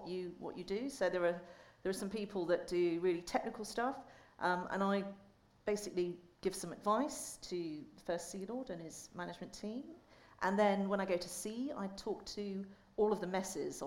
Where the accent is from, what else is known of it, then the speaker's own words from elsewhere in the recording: Portsmouth, South East England, United Kingdom; I'm from Portsmouth